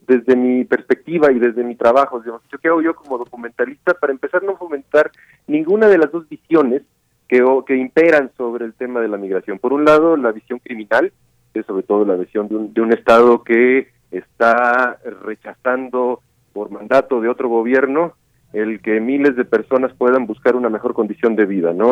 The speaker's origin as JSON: {"language": "Spanish", "country": "Mexico", "said": "yo no soy de la Ciudad de México"}